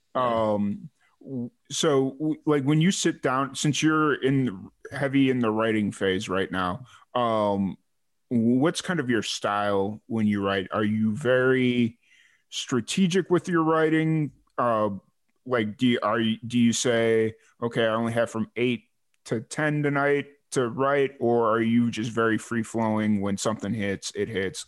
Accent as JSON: {"language": "English", "town": "Chicago", "region": "Illinois", "country": "United States", "tie": "born or raised there", "said": "I grew up in the south suburbs of Chicago"}